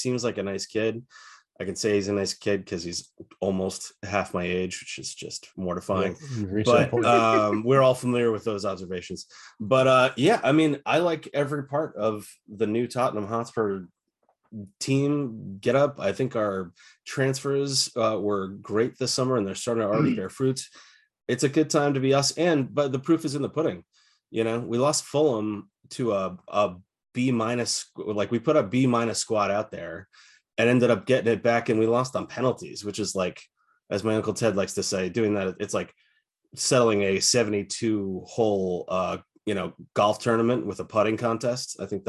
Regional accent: Ireland; well, you know, I'm Irish, I can call anybody Big Mick if I want to.

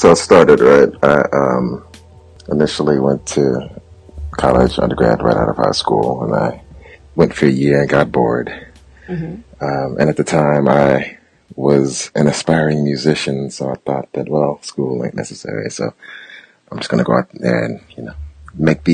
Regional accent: St. Louis, Missouri, United States; I grew up in St. Louis, and I lived in St. Louis at the time.

